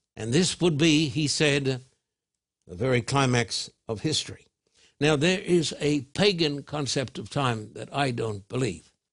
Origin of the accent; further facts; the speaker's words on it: Thousand Oaks, California, United States; my hometown of, uh, Thousand Oaks.